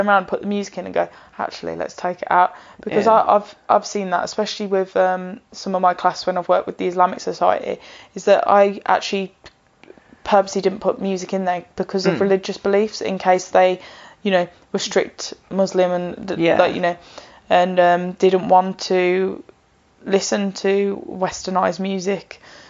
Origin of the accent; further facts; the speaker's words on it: Birmingham, West Midlands, United Kingdom; Well, I'm from Birmingham.